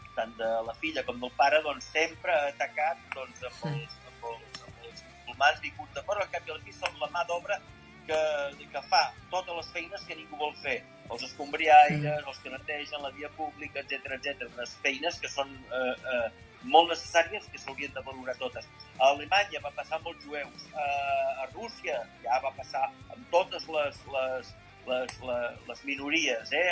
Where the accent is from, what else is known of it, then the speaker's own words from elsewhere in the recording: Catalonia, Spain; nosaltres som catalans